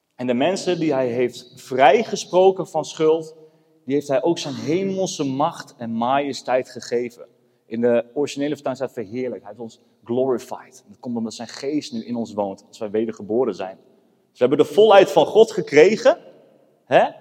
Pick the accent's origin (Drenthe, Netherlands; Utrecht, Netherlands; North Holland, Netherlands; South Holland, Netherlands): Drenthe, Netherlands; Emmen; moved away as an adult; now in Apeldoorn, Netherlands; Ik ben opgegroeid in Emmen